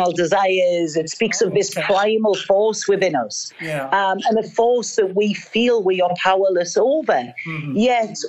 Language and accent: English; North East England, United Kingdom; moved away as an adult; I'm a girl from the northeast of England